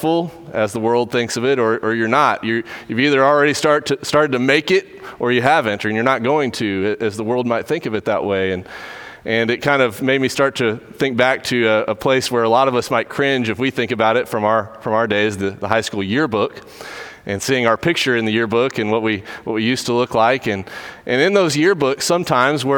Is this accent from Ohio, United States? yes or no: no; Dripping Springs, Texas, United States; Drove through my hometown yesterday on the way to Alex Simmons' wedding and was thinking a lot about growing up there. It's a lot like Katy in a lot of ways in that it is kind of getting swallowed up by Houston, Dripping Springs is